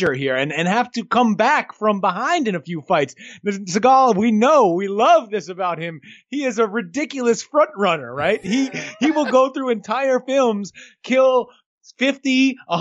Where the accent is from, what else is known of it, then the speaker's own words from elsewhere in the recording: New York, United States; I grew up in New York and around enough people from the Caribbean